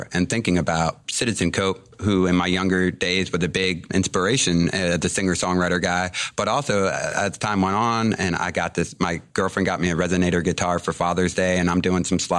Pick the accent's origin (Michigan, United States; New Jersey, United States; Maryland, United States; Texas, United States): Maryland, United States; Cape St. Claire; also born or lived in Boulder, Colorado; born and raised in Cape St. Clair